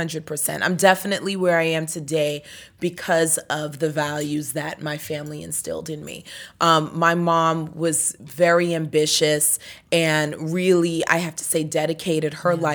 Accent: New York, United States; also born or lived in Trinidad; That's where I was born, but I grew up in New York.

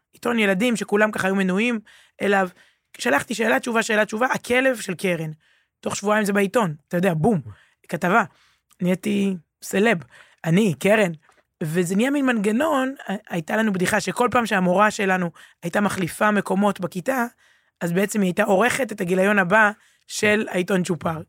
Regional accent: Herzliya, Tel Aviv District, Israel; also born or lived in Ramat HaSharon; גדלתי בהרצליה, רמת השרון

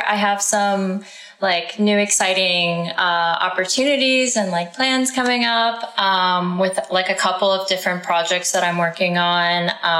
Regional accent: North Carolina, United States; moved away; also born or lived in Texas; I grew up in North Carolina.

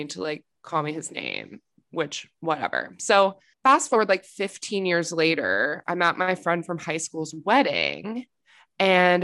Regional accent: Georgia, United States; me and Sydney are from Georgia, and it's like, you know, we're from the South

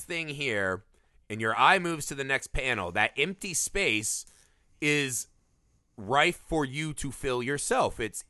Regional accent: Midwest, United States; I'm from the Midwest, and people are gigantic on average.

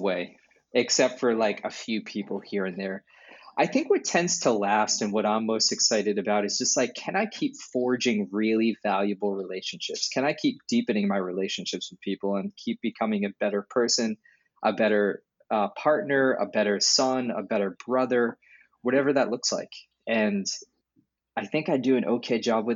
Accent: New Hampshire, United States; some people I grew up with in New Hampshire

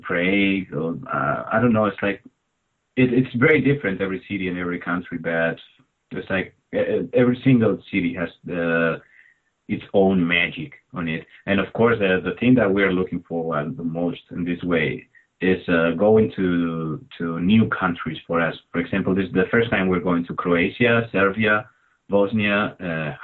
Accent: Albacete, Castilla-La Mancha, Spain; English is a second language; the best city is Albacete, of course, my hometown

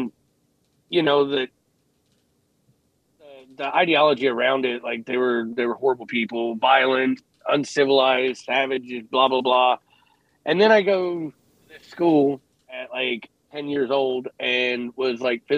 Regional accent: Cleveland, Ohio, United States; I grew up in Cleveland in the mid-90s

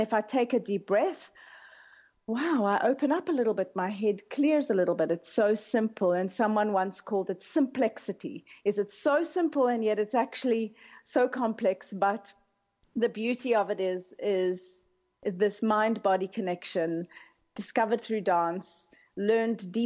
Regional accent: Cape Town, Western Cape, South Africa; moved away as an adult; I grew up in Cape Town

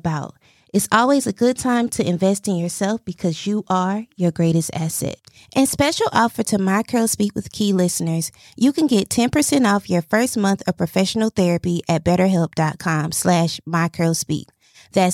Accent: East Coast, United States; I'm from the East Coast, and I live in the East Coast

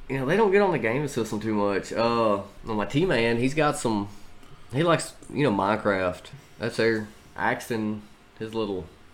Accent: Louisiana, United States; But I feel like I'm a horrible Louisianan.

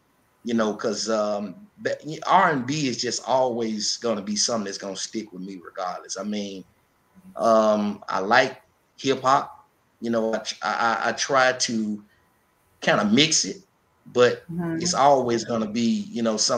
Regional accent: Memphis, Tennessee, United States; Yes, I was. Been here all my life.

